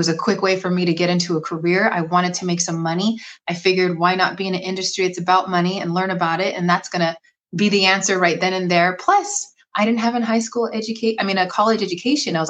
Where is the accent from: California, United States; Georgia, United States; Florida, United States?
California, United States; Bay Area, Northern; I am from Northern California, born and raised in the Bay Area